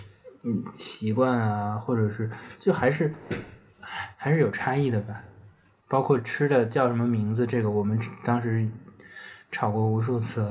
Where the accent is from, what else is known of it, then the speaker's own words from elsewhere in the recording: Beijing, China; accent: Beijing; now in Shanghai, China; 感觉我说普通话的口音也很轻了，北京话的口音也很轻了。我觉得就是在上海这几年，我我说我有我有一段时间感觉自己都不会儿化音了